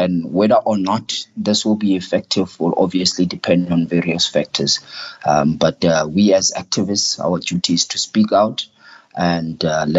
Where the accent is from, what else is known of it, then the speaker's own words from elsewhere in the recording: South Africa; as a South African, as someone who's born post what they call apartheid back in South Africa